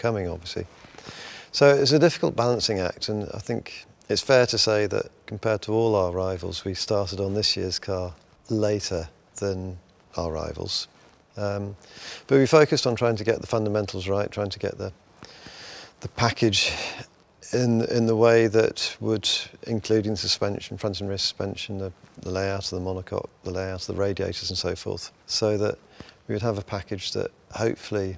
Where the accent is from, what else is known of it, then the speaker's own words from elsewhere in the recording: Midlands, United Kingdom; I grew up in the Midlands